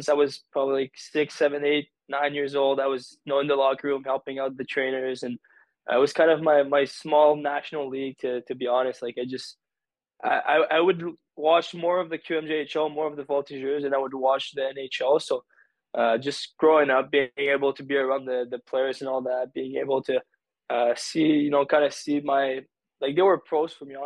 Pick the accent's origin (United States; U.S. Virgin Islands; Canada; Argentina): Canada; Drummondville, Quebec; also born or lived in Sherbrooke; I grew up here in Drummondville